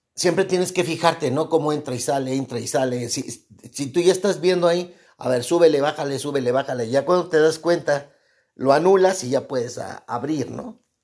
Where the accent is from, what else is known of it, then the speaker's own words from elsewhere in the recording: Mexico; soy mexicano